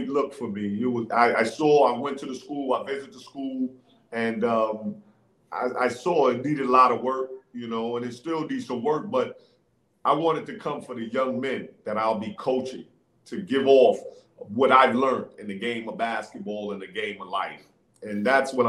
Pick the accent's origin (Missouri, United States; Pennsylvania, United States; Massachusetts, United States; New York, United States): New York, United States; New York City; That's where I learned the game, man. On the playgrounds, the streets of New York City is tough